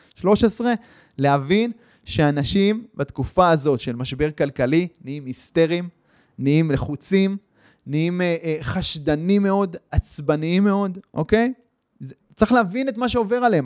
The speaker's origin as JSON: {"language": "Hebrew", "country": "Israel"}